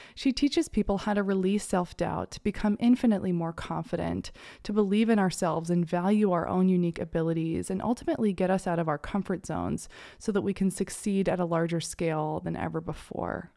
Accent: Maine, United States; moved away; I'm home in Maine in my hometown

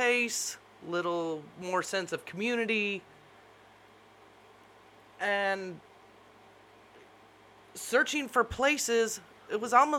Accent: Los Angeles, California, United States; moved away as an adult; also born or lived in Central Coast, California; now in West Monroe, Louisiana, United States; 22 and a half years working and living in the city of Los Angeles. Now, I am a California native, born and raised in Los Angeles.

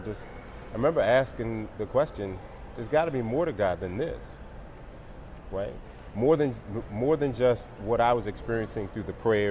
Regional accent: Baltimore, Maryland, United States; also born or lived in Europe; I was born in Europe, traveled. Mom and dad both from Baltimore. My dad's last duty station was Washington, D.C. So we came back to the Baltimore, Maryland area.

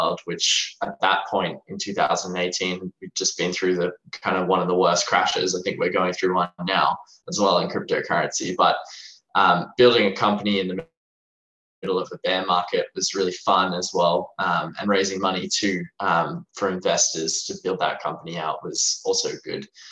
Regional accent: Australia; I'm from Australia, as you can maybe hear in my accent.

